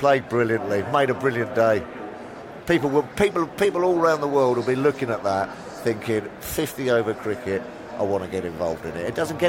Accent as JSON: {"language": "English", "region": "England", "country": "United Kingdom", "said": "being an Englishman"}